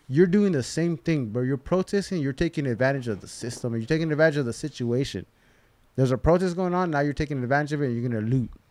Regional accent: Covina, California, United States; I grew up in Covina

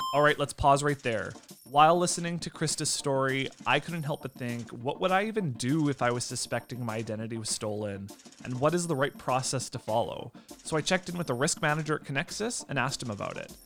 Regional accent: Lemberg, Saskatchewan, Canada; That's actually about 20 minutes away from my hometown, What's oh, which right? is Lemberg

